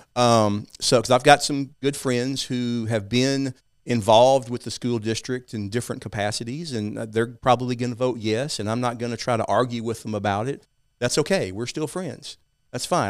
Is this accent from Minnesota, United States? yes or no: no; East Texas, United States; I grew up in a small town in East Texas, as you can tell by my accent.